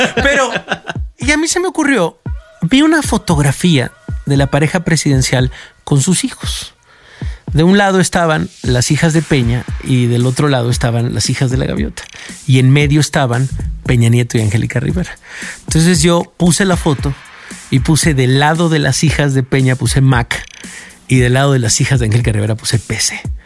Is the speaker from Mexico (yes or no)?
yes; Mexico; nos unía como mexicanos